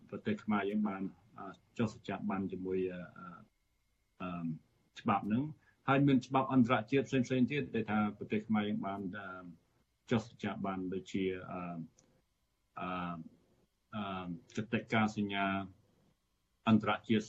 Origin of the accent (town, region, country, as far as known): Battambang, Cambodia